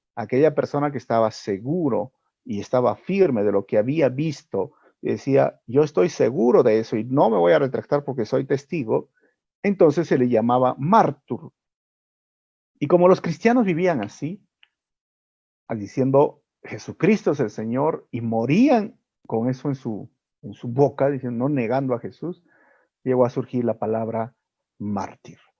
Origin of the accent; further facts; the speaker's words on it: Peru; nosotros como peruanos